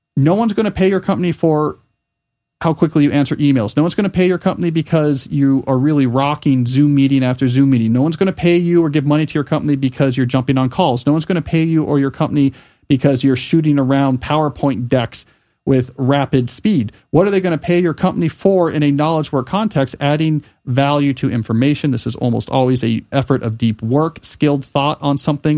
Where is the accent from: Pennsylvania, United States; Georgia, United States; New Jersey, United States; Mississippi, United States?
New Jersey, United States; Pennington; when I was growing up in Pennington, New Jersey